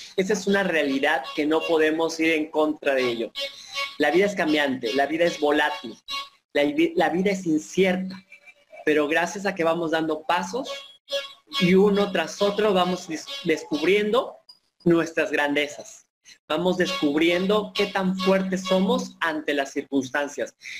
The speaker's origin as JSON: {"language": "Spanish", "town": "Papantla", "region": "Veracruz", "country": "Mexico", "said": "traigo de mi tierra, de sentirme orgulloso papanteco, sentirme orgulloso veracruzano, pero sobre todo mexicano"}